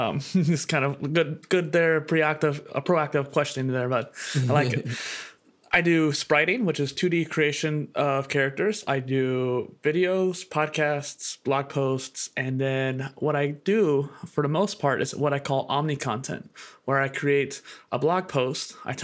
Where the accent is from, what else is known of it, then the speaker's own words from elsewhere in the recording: Midwest, United States; So I grew up in the Midwest in a college town. With a lot of colleges in my area, there was a lot of modernness to it.